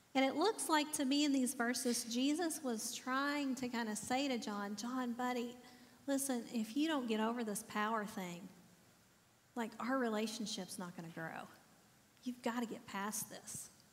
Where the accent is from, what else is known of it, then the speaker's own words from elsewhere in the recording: the South, United States; I'm from the South, so we always say bless his heart first.